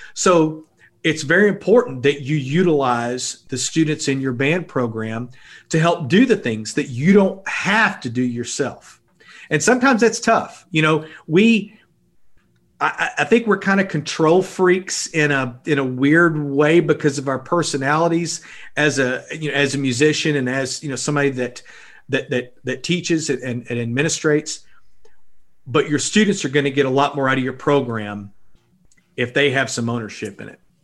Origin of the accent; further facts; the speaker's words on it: Blytheville, Arkansas, United States; I grew up in Blytheville, Arkansas